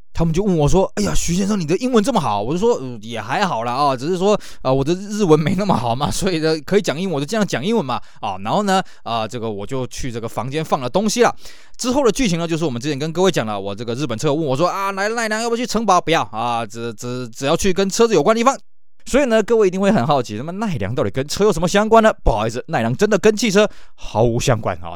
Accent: Taiwan; 就像我们在台湾

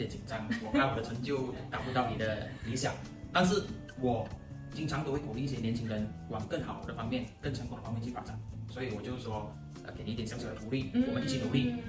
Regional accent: Malaysia; 我出生在一个马祖县。马来亚尼是非常小的马来港口。其实我从小，呃，我的马来话就说得很好，甚至我的马来文不需要去花很大力气

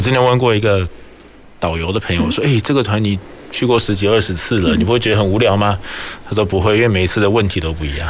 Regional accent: Taiwan; 我们台湾人可能又很喜欢

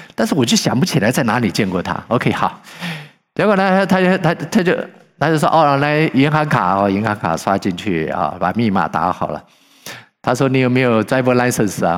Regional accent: China; moved away; 我们是中国人

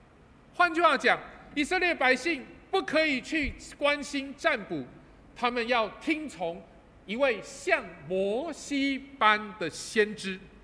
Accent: Taipei, Taiwan; moved away as an adult; now in Kaohsiung, Taiwan; 我是台北人，然后，啊，弯刀大帮嘎，啊，我是帮嘎囡仔。 然后我在西门町长大的，啊，所以，呃，呃，我读西门国小，然后重要商场很熟

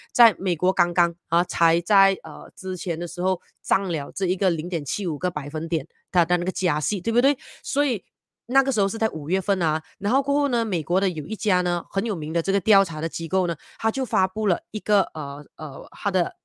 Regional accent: Malaysia; 身为马来西亚人民的我们

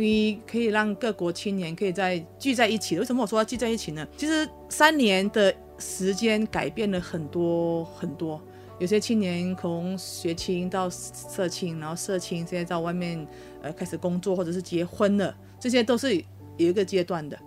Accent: Malaysia; also born or lived in Taiwan; 我是马来西亚人

